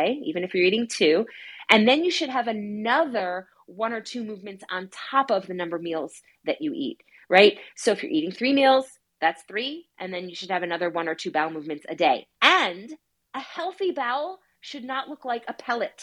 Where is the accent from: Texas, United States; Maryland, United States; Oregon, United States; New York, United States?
New York, United States; I'm from New York, and growing up there was a very like intense lifestyle